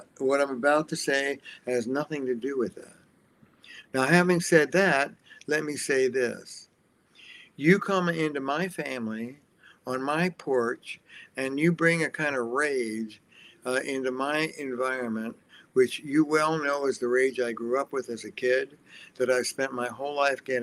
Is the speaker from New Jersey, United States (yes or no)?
yes; New Jersey, United States; I'm from Jersey.